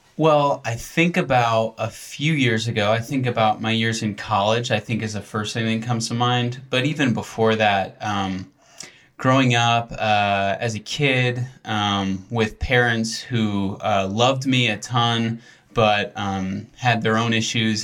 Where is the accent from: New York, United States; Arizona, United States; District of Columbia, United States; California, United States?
New York, United States; near Buffalo; grew up near Buffalo